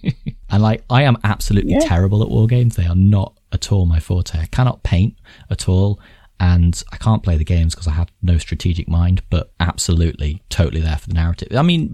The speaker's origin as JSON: {"language": "English", "town": "Nottingham", "region": "East Midlands", "country": "United Kingdom", "tie": "born or raised there", "said": "I'm from Nottingham"}